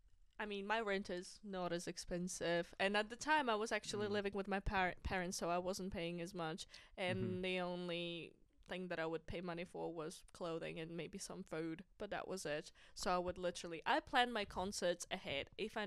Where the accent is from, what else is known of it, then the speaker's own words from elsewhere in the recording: Kazakhstan; English is a second language; now in New Zealand; Because as we all know, I'm from Kazakhstan. Nobody knows about this shithole. Nobody